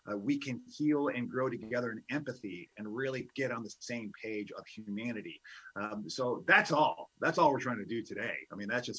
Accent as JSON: {"language": "English", "town": "Chicago", "region": "Illinois", "country": "United States", "said": "I'm from Chicago"}